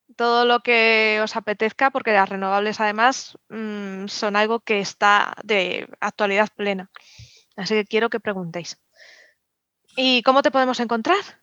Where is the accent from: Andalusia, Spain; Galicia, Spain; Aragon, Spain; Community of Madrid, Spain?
Community of Madrid, Spain; yo soy madrileña, pero sí que tengo ascendencia manchega